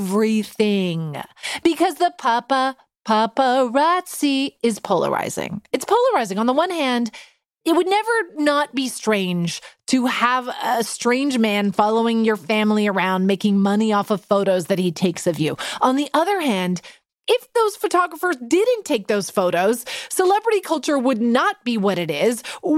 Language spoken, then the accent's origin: English; Vancouver, British Columbia, Canada; When I was 9 years old growing up in Vancouver, I got the keys to a new Skip-It.